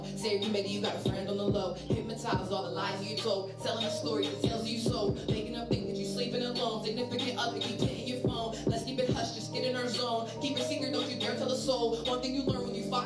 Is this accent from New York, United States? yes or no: no; Hagerstown, Maryland, United States; I'm from Hagerstown, Maryland